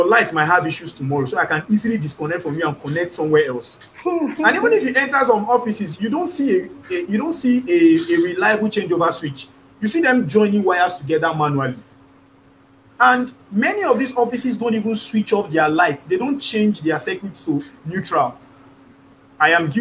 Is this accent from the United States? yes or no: no; Nigeria; as a Nigerian